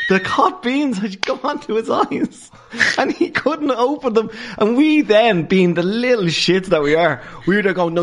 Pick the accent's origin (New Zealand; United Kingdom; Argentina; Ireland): Ireland; Dublin, Leinster; I came from Ballantyre